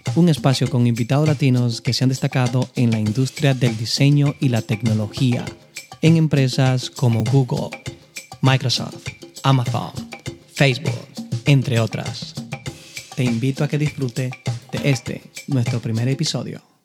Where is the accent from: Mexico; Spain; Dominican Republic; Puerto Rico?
Dominican Republic; Constanza, La Vega; moved away; soy de la República Dominicana, en especial de un pequeño pueblo de agricultores, Constanza